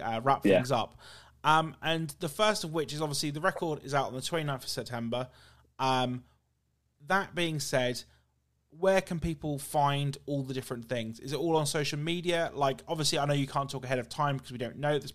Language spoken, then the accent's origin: English; England, United Kingdom; first language English; I'm from UK, so I'm about 2 hours from London, give or take.